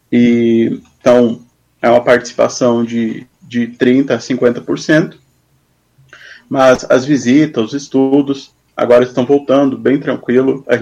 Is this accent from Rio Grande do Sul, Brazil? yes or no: yes; Dois Irmãos, Rio Grande do Sul, Brazil; also born or lived in Palmeira das Missões, Rio Grande do Sul; Eu sou natural de Palmeira das Missões, no Rio Grande do Sul. Uh, mas eu vivi pouco tempo lá, vivi dois anos, e logo depois eu fui para Dois Irmãos, também no Rio Grande do Sul. Então, ah. sou mais dois irmonenses